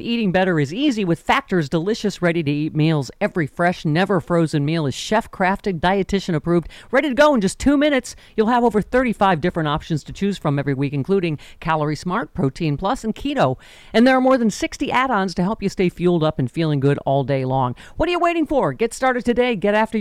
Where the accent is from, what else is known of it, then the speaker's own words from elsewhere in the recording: Lockport, New York, United States; moved away; my hometown of Lockport, New York